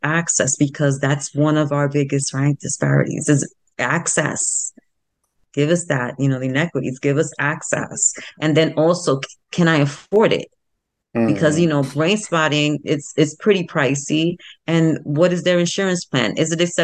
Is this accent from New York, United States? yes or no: yes; New York City, New York, United States; the South Bronx, where I was born and bred in the South Bronx